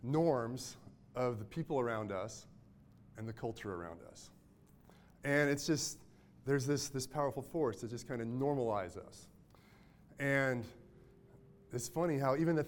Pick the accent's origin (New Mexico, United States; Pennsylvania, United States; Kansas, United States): Kansas, United States; Mayetta; I'm from Mayetta, Kansas, even really small